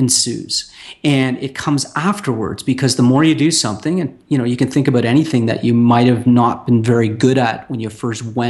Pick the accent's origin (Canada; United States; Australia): Canada; Toronto, Ontario; moved away; my hometown in Toronto, on, you know, Ontario, Canada